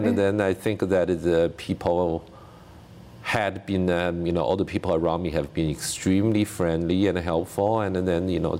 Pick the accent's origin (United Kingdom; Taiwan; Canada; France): Taiwan; moved away as an adult; now in United States; I grew up in Taiwan.